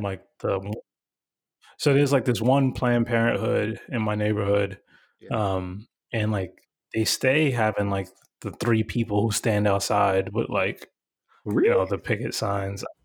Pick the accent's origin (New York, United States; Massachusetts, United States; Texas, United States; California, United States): New York, United States; New York City; I'm the kid from Bushwick